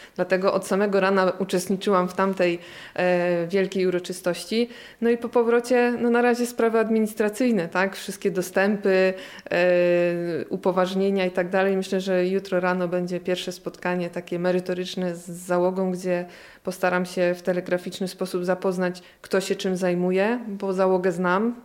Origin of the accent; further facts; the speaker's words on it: Gniezno, Greater Poland, Poland; moved away as an adult; tu w Gnieźnie się urodziłam i wychowałam